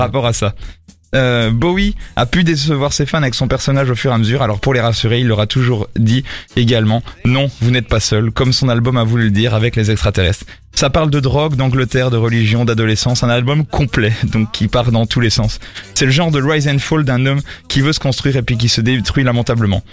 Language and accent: French; France; je suis français